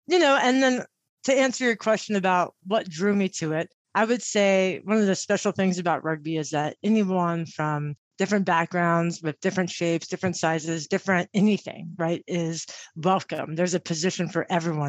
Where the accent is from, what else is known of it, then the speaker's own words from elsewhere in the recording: Kerrville, Texas, United States; also born or lived in Austin, Texas; I grew up around Austin and more specifically in the Hill Country in a little town called Kerrville, Texas